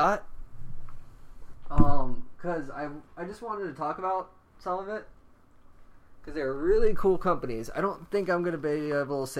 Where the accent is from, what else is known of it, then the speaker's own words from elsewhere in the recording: the South, United States; we're both from the South